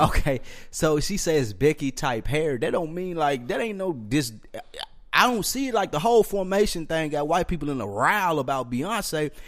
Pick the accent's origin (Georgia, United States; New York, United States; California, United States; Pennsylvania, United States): New York, United States; I'm from New York